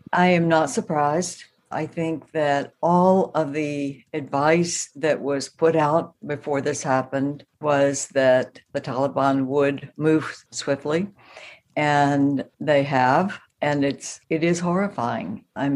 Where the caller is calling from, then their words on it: Dallas, Texas, United States; From Dallas, Texas.